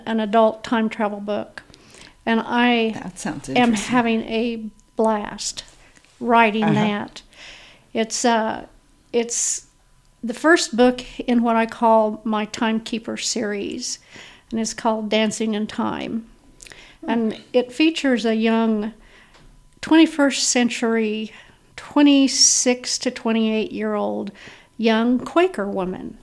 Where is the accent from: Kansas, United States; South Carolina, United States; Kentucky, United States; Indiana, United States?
Kansas, United States; Garden City; now in Independence, United States; I'm a native Kansan. I was born and raised in Garden City, Kansas.